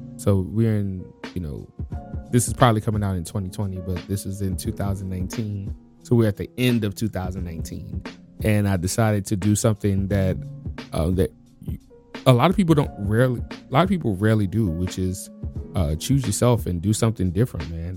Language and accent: English; New Orleans, Louisiana, United States; now in Washington, United States; I'm from New Orleans